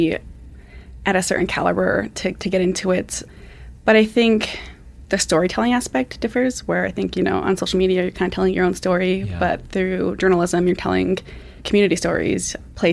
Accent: Flathead Reservation, Montana, United States; I grew up on the Flathead Reservation. It's in northwest Montana between Missoula and Kalispell.

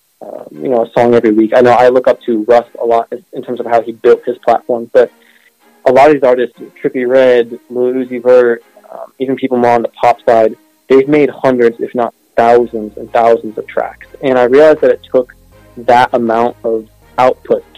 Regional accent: Charlotte, North Carolina, United States; I'm from Charlotte, North Carolina

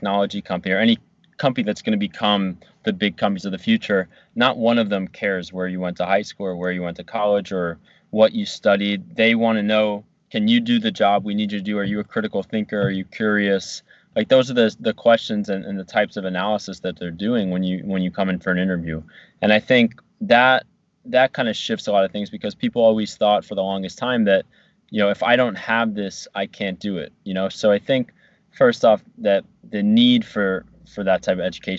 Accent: New Jersey, United States; moved away as an adult; also born or lived in Virginia; getting out of like New Jersey and my hometown and going to Virginia

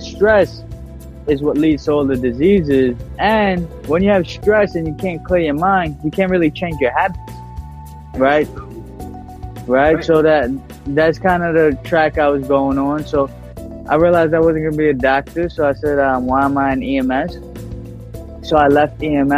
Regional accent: New York City, New York, United States; I was born in Bensonhurst, Brooklyn. Born and raised

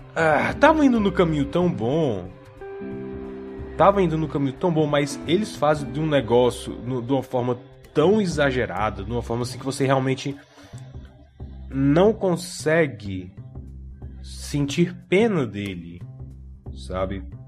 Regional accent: Brazil; eu sou brasileiro que assistia televisão

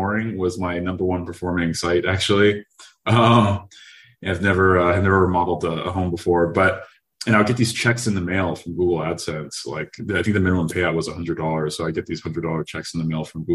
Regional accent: Los Angeles, California, United States; I grew up in Los Angeles

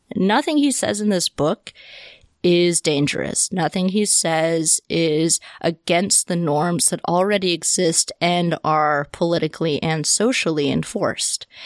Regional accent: Deep South, United States; I grew up in the Deep South

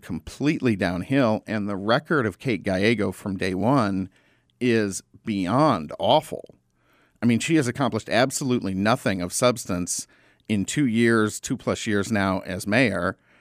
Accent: Arizona, United States; I grew up in Arizona

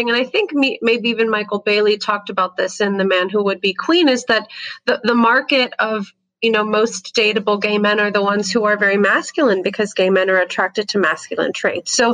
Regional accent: Canada; also born or lived in United States; And my, my parents are from Egypt, but I grew up in Canada and the US.

